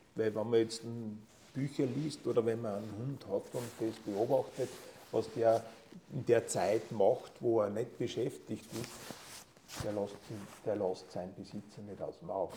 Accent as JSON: {"language": "German", "area": "near Linz", "region": "Upper Austria", "country": "Austria", "tie": "born or raised there", "moved": "as an adult", "lives_now": "Tyrol, Austria", "said": "Ich bin ursprünglich äh, in, im, nah, im Nahumfeld von Linz aufgewachsen"}